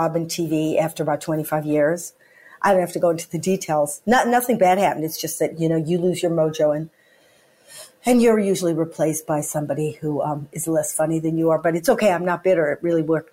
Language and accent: English; United States; now in United Kingdom; I'm American